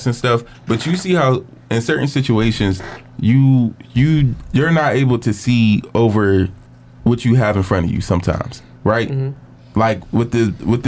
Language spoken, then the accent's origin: English; Cleveland, Ohio, United States; I'm from Cleveland.